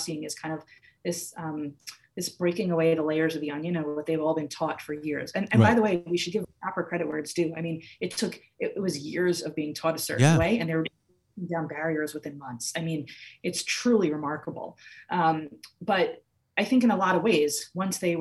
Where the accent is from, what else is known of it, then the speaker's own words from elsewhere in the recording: United States; I'm an American Jew